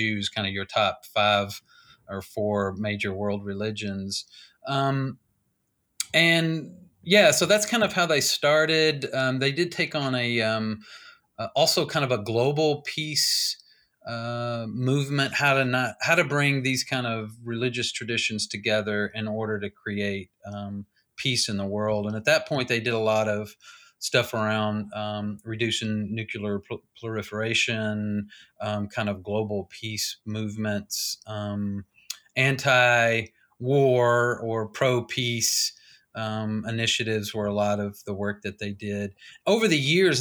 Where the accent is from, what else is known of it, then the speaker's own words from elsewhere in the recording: Nashville, Tennessee, United States; moved away as an adult; also born or lived in Southeastern United States; now in Louisville, United States; I was born in Nashville, and I've kind of lived in the southeast part of the world all of my life